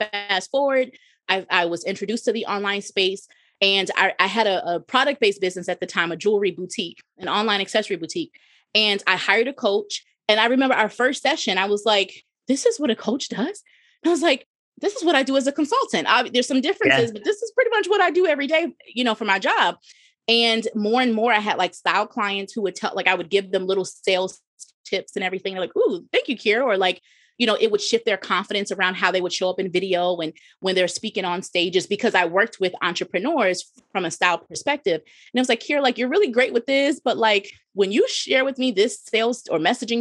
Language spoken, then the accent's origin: English; New Jersey, United States; moved away as an adult; also born or lived in Midwest; I'm from Jersey